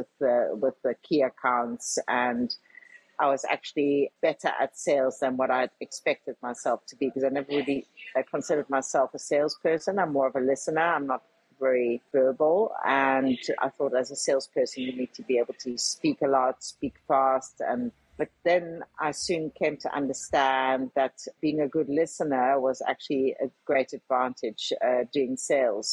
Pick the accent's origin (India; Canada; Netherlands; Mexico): Netherlands; moved away; also born or lived in South Africa; I was born in South Africa and grew up partially in the Netherlands